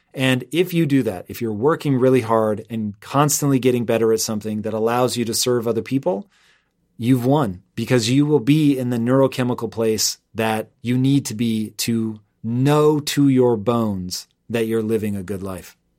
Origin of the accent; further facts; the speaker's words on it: Tacoma, Washington, United States; moved away as an adult; also born or lived in Los Angeles; I grew up in Tacoma. My address was Tacoma. But in reality, I was closer to Puyallup.